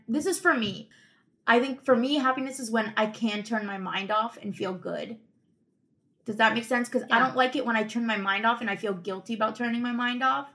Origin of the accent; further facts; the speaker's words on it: Tunisia; I'm from Tunisia, which is in northern Africa